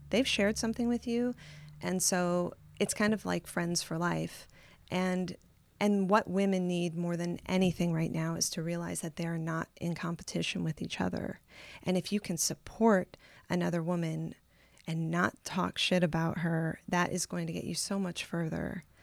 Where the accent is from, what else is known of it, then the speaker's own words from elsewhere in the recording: South Bend, Indiana, United States; moved away as an adult; also born or lived in Tucson, Arizona / Los Angeles; I grew up in South Bend